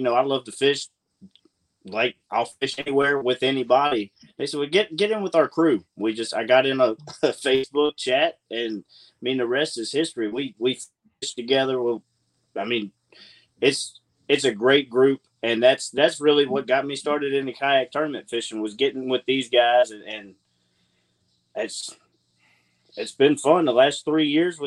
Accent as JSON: {"language": "English", "area": "Tidewater", "region": "Virginia", "country": "United States", "tie": "born or raised there", "also_born_or_lived": "Shenandoah Valley, Virginia / Newport News, Virginia", "said": "I was born in the Tidewater. Like I said, my dad was coaching football down here, kind of followed him around the state of Virginia"}